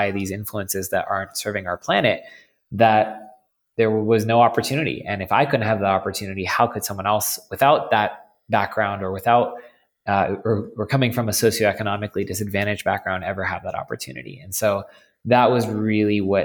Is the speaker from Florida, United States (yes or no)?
yes; Cooper City, Florida, United States; I'm from South Florida. So let's start there. I grew up just in a suburb of Fort Lauderdale called Cooper City